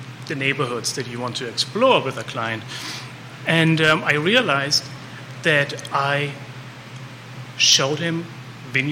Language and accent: English; Germany; also born or lived in Munich; now in Charlottesville, United States; I grew up in Germany. I lived in Munich